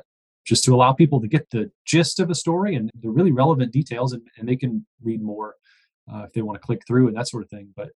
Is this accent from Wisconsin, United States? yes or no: no; Texas, United States; I grew up in Texas